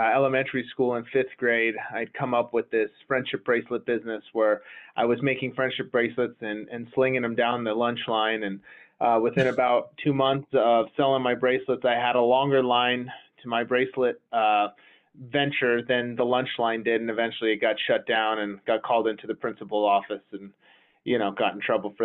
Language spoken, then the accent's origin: English; Las Vegas, Nevada, United States; growing up in Las Vegas, I wound up graduating high school and then going to UNLV